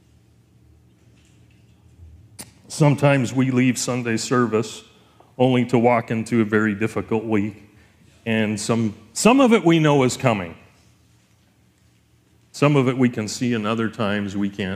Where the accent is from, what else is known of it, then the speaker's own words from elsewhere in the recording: Elkford, British Columbia, Canada; we grew up in Elkford